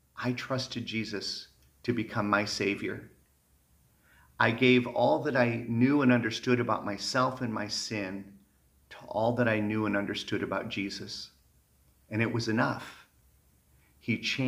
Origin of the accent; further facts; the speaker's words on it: Michigan, United States; Growing up in Michigan